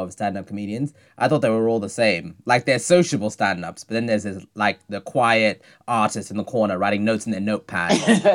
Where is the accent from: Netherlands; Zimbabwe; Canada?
Zimbabwe; moved away; I'm Zimbabwean, so I was born in Zimbabwe